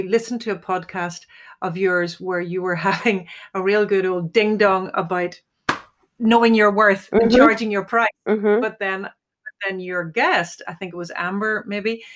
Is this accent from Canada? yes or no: no; Ireland; as an Irish female